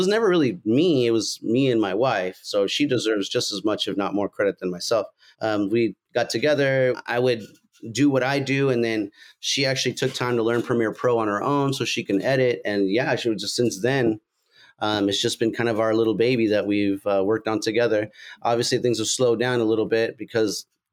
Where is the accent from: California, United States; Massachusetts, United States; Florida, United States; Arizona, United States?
California, United States; Fresno; moved away as an adult; I'm originally from Fresno